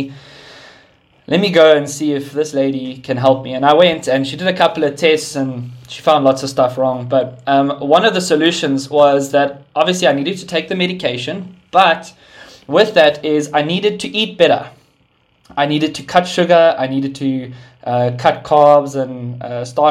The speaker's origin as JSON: {"language": "English", "town": "Sandton", "region": "Gauteng", "country": "South Africa", "tie": "born or raised there", "moved": "as an adult", "lives_now": "Pretoria, South Africa", "said": "I was born and raised in Sandton, and then God moved me to Pretoria beginning of this year"}